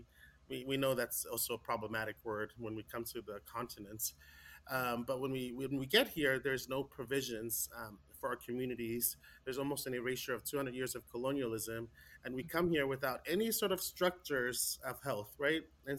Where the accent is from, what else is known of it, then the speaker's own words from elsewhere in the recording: California, United States; I was raised in the Samoan community, Samoan Islands. I was born in California. But my parents were born in American Samoa